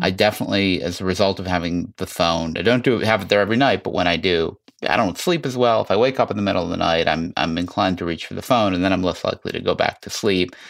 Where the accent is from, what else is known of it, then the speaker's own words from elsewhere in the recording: Chicago, Illinois, United States; I grew up in Chicago